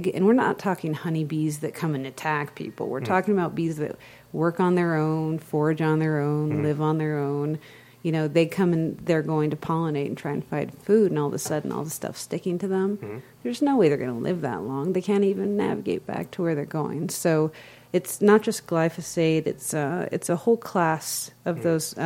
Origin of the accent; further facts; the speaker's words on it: United States; as an American